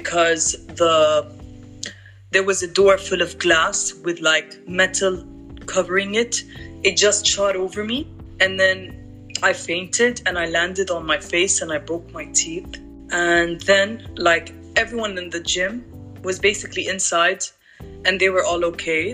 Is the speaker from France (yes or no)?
no; Lebanon; moved away; growing up in Lebanon was a very nice childhood